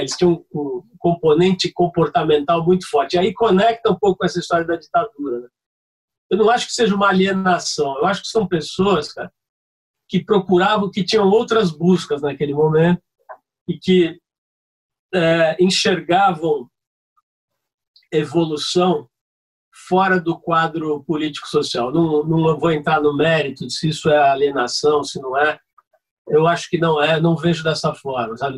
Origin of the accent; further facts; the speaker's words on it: São Paulo, Brazil; eu saí de São Paulo, fui parar no Rio de Janeiro com a minha família